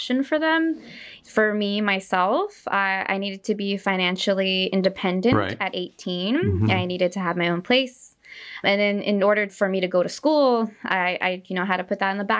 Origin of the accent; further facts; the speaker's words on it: Stockton, California, United States; now in San Jose, United States; I grew up in Stockton, California